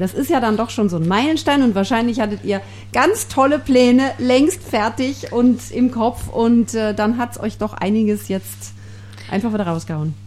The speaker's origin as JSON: {"language": "German", "country": "Germany", "moved": "yes", "lives_now": "South Tyrol, Italy", "said": "ich komme aus Deutschland"}